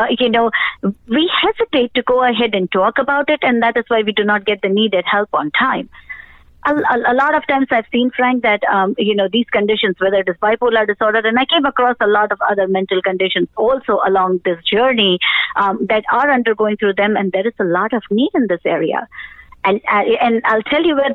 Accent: India; moved away as an adult; now in United States; I was born in India. And then, you know, in 2000s, we went ahead and immigrated over here to the United States.

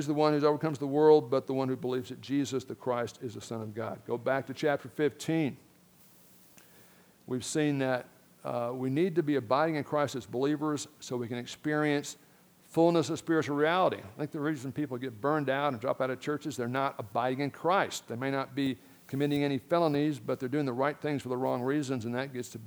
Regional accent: Miami, Florida, United States; I grew up in Miami, Florida, elementary school.

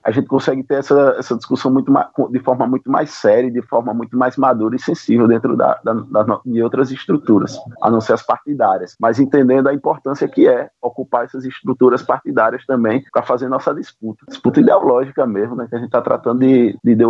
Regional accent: Alagoas, Brazil; Então, é, eu sou aqui de, de Alagoas, não né? sou da terra do, dos calheiros.

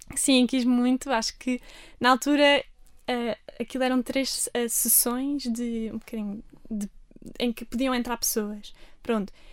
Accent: Armação de Pêra, Algarve, Portugal; moved away as an adult; now in Lisbon, Portugal; Eu nasci aqui em Lisboa, mas depois, logo no meu primeiro ano de vida, fui para o Algarve, para a Armação, onde também tive sempre a minha família, os meus avós

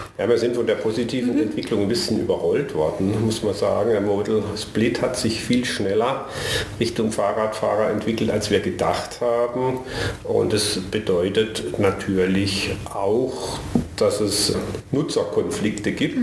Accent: Karlsruhe, Baden-Württemberg, Germany; Ich bin tatsächlich gebürtig in Karlsruhe. Das heißt schon bald 60 Jahre hier.

